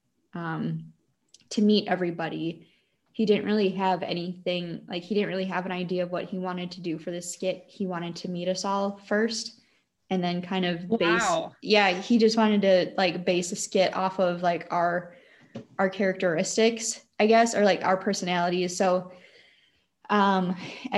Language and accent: English; Wisconsin, United States; accent: Wisconsin; how Wisconsin-y my accent sounded